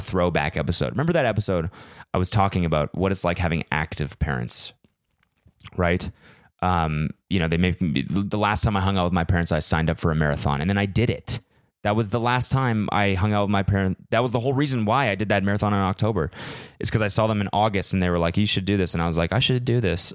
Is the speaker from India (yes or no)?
no; Canada; moved away; I'm Canadian